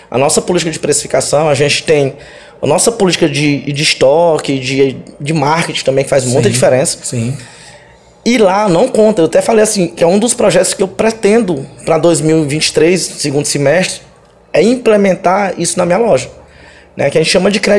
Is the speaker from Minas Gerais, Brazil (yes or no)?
no; Maranhão, Brazil; Olha, Somos do Maranhão.